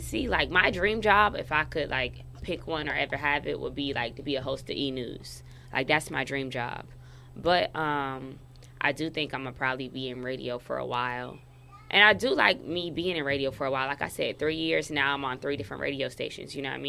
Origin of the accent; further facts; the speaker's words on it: Bradenton, Florida, United States; I'm from Bradenton.